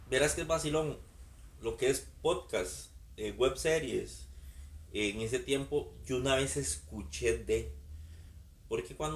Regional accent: Cartago, Costa Rica; Yo soy de Cartago

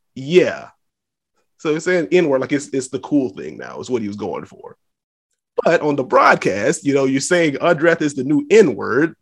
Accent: the South, United States; from the South, so, like, fifty-five is cold

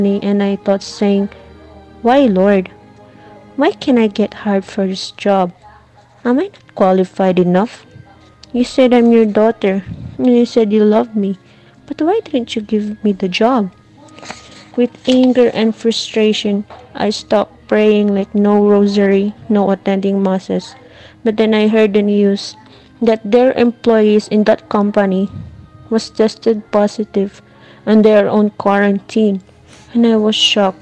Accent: Philippines; from Philippines

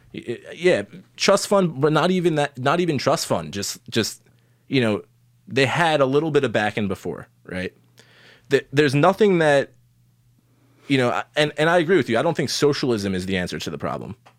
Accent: Long Island, New York, United States; I grew up on Long Island, pretty affluent place

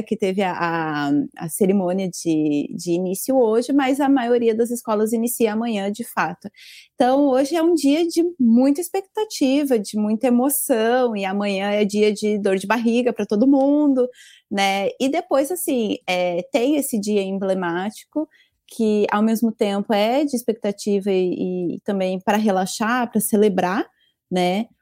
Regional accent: Brazil; now in Japan; eu não sou descendente japonesa, sou brasileira mesmo

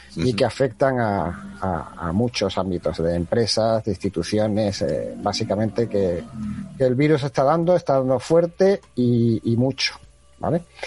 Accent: Spain; somos españoles

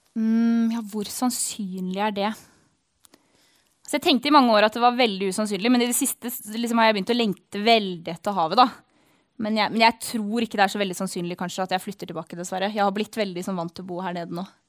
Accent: Averøy, Møre og Romsdal, Norway; på Hasseløya på Averøya, da, der jeg vokste opp.

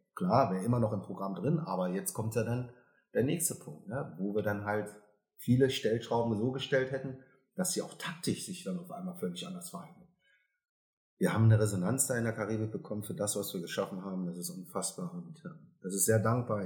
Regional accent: Germany; ich bin Deutscher, ich bin auch stolz drauf

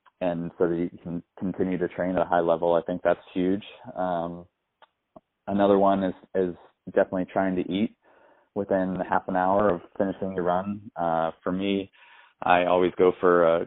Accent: Fort Collins, Colorado, United States; I grew up in Fort Collins

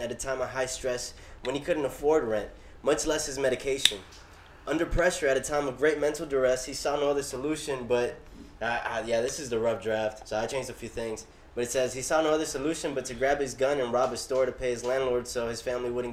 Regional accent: Miami, Florida, United States; I'm a Miami native, born and raised in Little Havana, and now living in Brownsville.

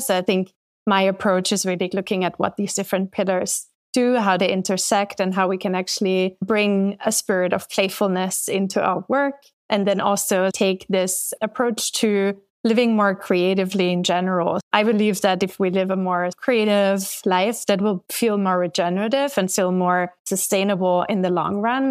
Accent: Austria; moved away as an adult; also born or lived in London; now in United States; I'm from Austria

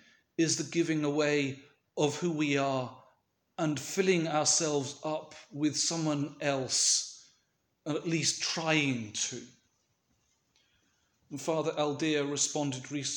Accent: United Kingdom; a British Orthodox Christian

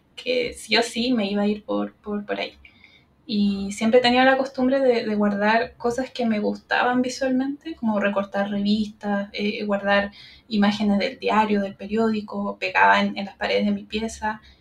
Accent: Santiago, Santiago Metropolitan Region, Chile; yo estoy en mi ciudad natal, en Santiago de Chile

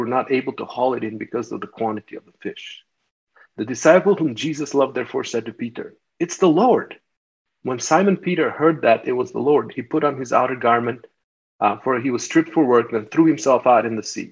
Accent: Albania; now in United States; I grew up in Albania and we didn't have anything and it was a communist country.

